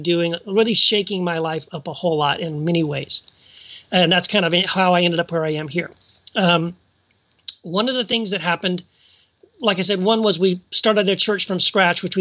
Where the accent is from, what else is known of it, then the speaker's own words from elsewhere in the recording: El Paso, Texas, United States; moved away as an adult; also born or lived in Tennessee; now in Orange, California, United States; raised mostly in South Texas, went to lived most of my life in El Paso, Texas, from like junior high all the way through college.